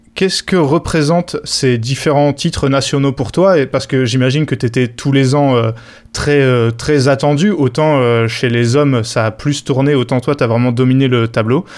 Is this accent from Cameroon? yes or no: no; France; en tant que Français